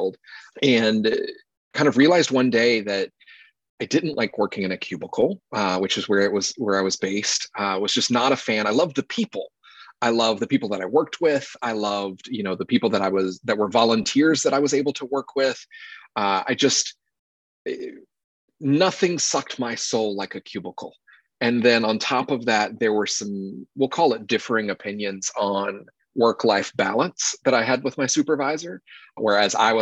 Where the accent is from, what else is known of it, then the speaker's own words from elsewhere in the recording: North Carolina, United States; born and raised in North Carolina